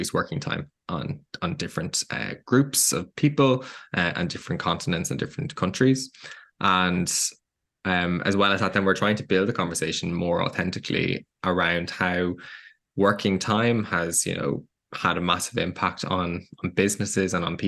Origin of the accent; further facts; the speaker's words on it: Dublin, Leinster, Ireland; I'm actually from Dublin in Ireland.